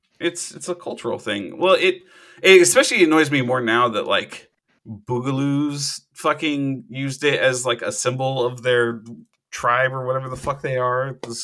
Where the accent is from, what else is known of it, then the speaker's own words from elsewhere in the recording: Hawaii, United States; moved away; back when I grew up in Hawaii